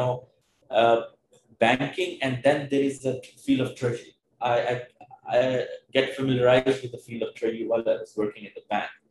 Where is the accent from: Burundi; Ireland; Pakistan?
Pakistan; moved away as an adult; also born or lived in Melbourne, Australia; coming back to my hometown with my family